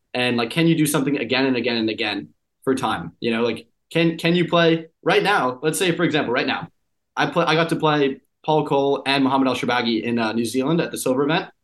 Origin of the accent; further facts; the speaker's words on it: Boston, Massachusetts, United States; I grew up in the Boston area